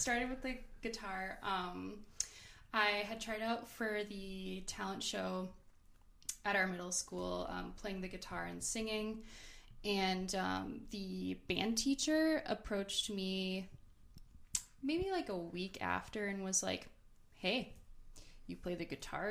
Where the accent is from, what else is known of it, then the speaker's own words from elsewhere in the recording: Green Bay, Wisconsin, United States; now in Milwaukee, United States; Courtney and I are from Green Bay